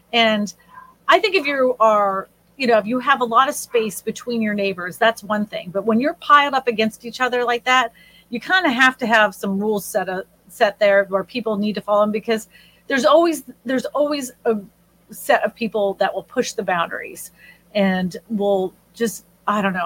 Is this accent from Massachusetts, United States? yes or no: yes; Massachusetts, United States; moved away; also born or lived in Texas; the neighborhood that we grew up in Massachusetts